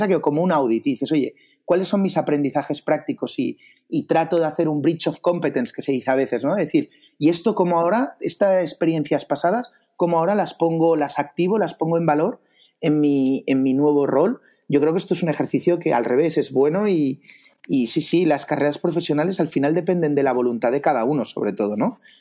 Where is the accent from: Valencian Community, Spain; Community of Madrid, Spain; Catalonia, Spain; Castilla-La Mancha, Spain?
Catalonia, Spain; Barcelona; yo, soy de Barcelona, eh, del 84.